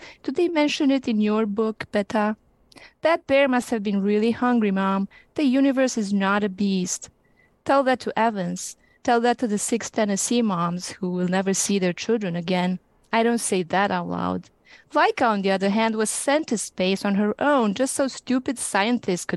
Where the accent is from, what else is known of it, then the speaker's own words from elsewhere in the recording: Romania; now in Temecula, United States; I'm originally from Romania.